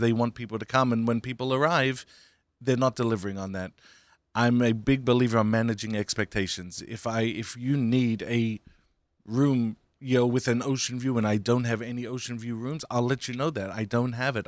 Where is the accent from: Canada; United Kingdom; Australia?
Australia; now in United States; I grew up in Australia